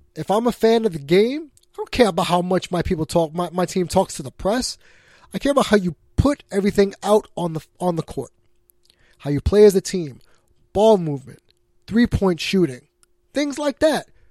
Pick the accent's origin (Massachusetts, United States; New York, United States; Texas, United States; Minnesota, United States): New York, United States; I'm a New Yorker